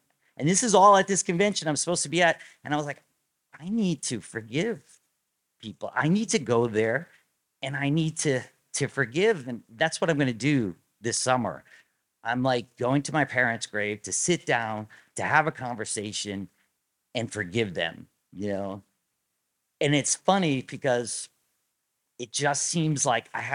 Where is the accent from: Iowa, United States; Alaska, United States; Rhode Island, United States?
Rhode Island, United States; moved away; I grew up in Rhode Island